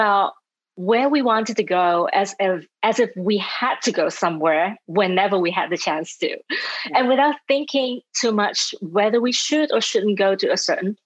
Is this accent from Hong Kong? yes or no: yes; Hong Kong; moved away as an adult; also born or lived in Europe; now in United States; I was born and raised in Hong Kong